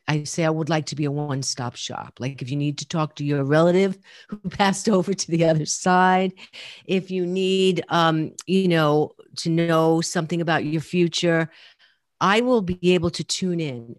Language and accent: English; New York City, New York, United States; I grew up in Brooklyn and Queens, right? So I'm definitely a New Yorker